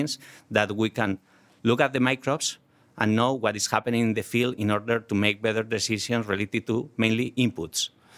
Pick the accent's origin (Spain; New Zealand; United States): Spain; English is a second language; Well, when we grew up in vineyards in Spain, so agriculture is very important, was very important in our region.